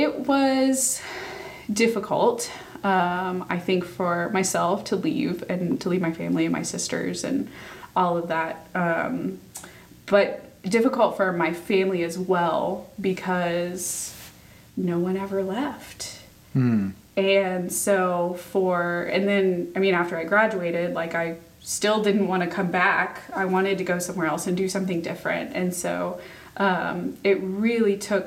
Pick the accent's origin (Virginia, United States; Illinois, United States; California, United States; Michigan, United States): Virginia, United States; Chesterfield; moved away as an adult; also born or lived in North Carolina; I grew up just south of Richmond